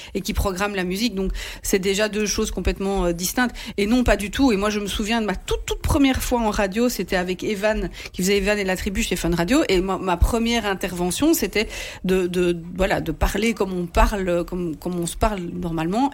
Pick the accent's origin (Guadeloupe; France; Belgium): Belgium; Sambreville, Wallonia; Je viens de la région de Sambreville